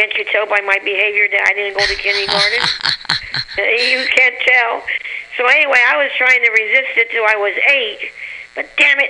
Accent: San Francisco, California, United States; Good old San Francisco.

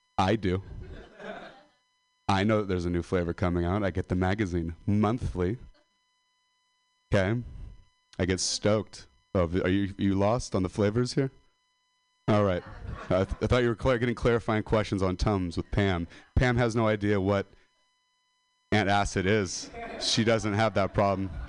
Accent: Modesto, California, United States; I'm a dropout from Modesto.

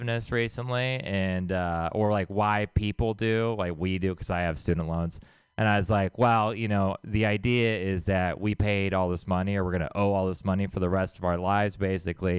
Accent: Texas, United States; I'm from Texas

